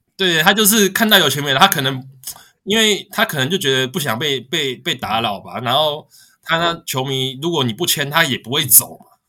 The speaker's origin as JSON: {"language": "Chinese", "country": "Taiwan", "said": "我是台湾来的"}